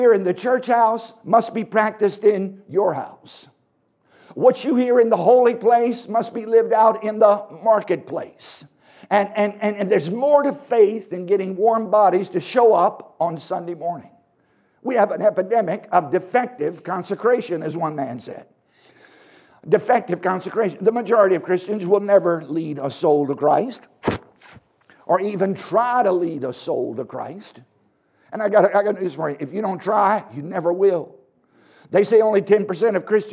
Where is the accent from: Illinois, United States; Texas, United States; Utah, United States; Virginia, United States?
Virginia, United States; I was born in Virginia